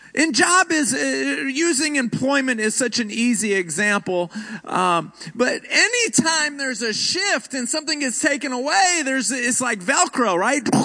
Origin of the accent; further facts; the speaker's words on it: Houston, Texas, United States; moved away; also born or lived in Rockford, Illinois; My hometown is Houston.